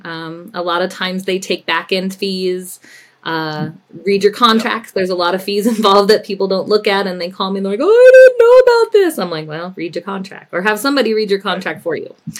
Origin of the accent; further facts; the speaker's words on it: Denver, Colorado, United States; also born or lived in California / Winter Park, Colorado; I was raised in the Denver metro area, uh, graduated from Cherry Creek High School